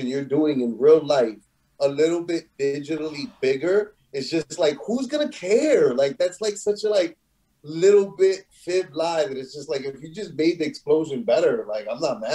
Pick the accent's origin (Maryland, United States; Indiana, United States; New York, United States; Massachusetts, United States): New York, United States; New York City; growing up in New York City